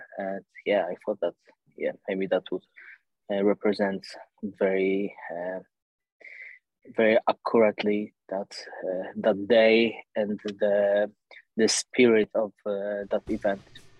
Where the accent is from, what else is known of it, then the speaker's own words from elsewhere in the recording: Warsaw, Masovian Voivodeship, Poland; English is a second language; I was born in Warsaw, and I spent most of my life here.